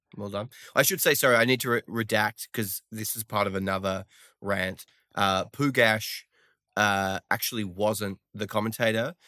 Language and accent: English; Australia; accent: Australian